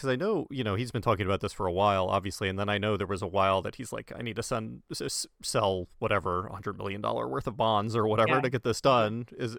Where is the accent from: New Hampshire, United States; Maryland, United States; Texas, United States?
Maryland, United States; near Baltimore; I grew up near Baltimore